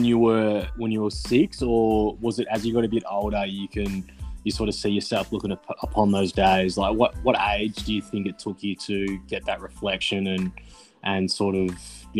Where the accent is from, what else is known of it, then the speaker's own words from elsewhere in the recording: Geelong, Victoria, Australia; now in Sunshine Coast, Australia; I'm originally from Geelong, mate. I'm a Geelong fella.